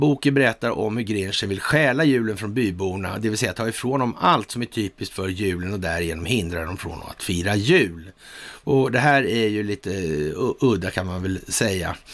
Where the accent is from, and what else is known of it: Sweden